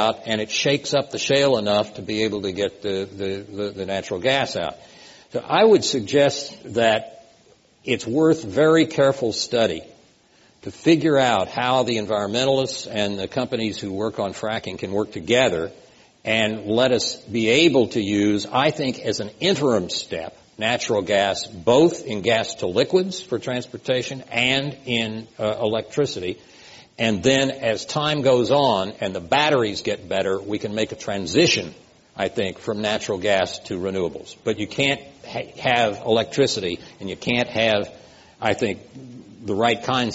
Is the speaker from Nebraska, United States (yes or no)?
no; Oklahoma, United States; when I was growing up in Oklahoma